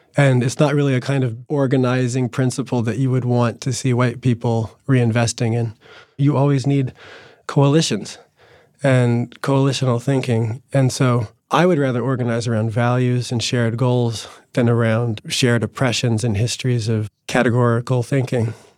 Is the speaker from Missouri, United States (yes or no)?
no; New Jersey, United States; the working class Italian kids that I grew up with in New Jersey